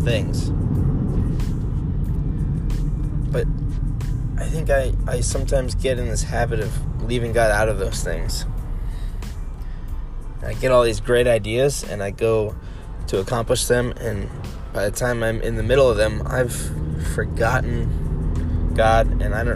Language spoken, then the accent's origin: English; United States; I'm from America